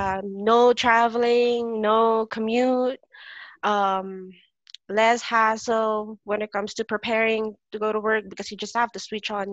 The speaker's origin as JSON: {"language": "English", "country": "Philippines", "first_language": "Filipino", "second_language": "English", "said": "besides our own language. Yep. Filipino."}